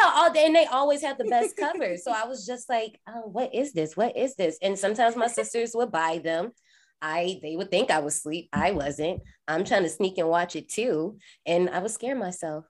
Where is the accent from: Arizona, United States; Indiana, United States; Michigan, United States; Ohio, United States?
Indiana, United States; I'm from Indiana.